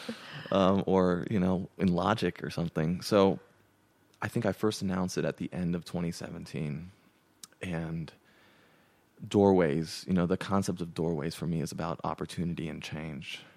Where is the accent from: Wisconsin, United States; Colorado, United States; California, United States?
California, United States; Pasadena; moved away as an adult; now in Nashville, United States; I grew up in Pasadena, California, and that's where I, you know, grew up all 18 years